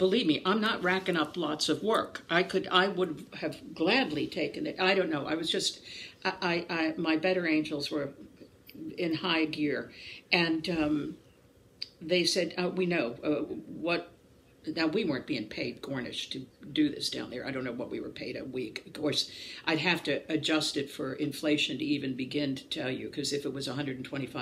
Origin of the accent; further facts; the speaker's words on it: Maryland, United States; moved away as an adult; also born or lived in New York City / Connecticut; now in North Carolina, United States; I came from Podunk, Maryland